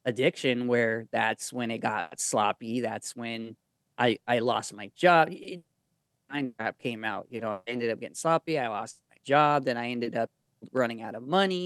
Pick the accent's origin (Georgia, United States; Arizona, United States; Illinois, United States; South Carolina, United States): Arizona, United States; also born or lived in Mexico; I'm from Arizona